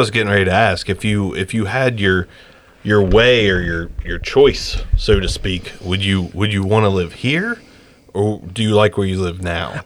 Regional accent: Jackson, Ohio, United States; we're from Jackson

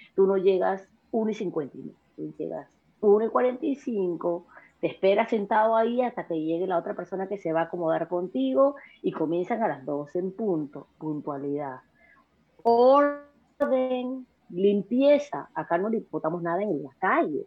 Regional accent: Peru; moved away as an adult; also born or lived in New York; now in United States; yo nací en el Perú, eh, me crié en el Perú

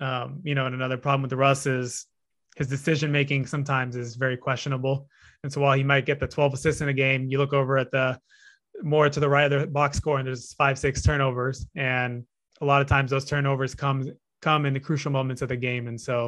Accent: San Jose, California, United States; I was born and raised in the Bay

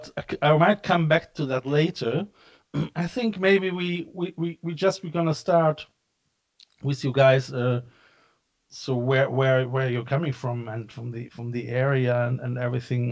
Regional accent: Cologne, North Rhine-Westphalia, Germany; I'm coming from Cologne

